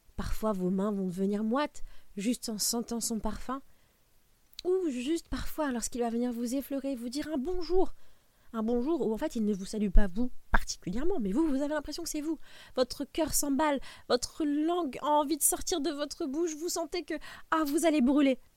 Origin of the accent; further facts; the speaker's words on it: France; Nous, en tant que Français